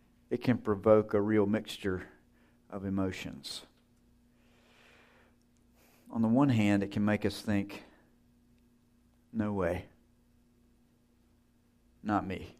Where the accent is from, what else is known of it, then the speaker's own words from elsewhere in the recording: Georgia, United States; I grew up in North Georgia, small town.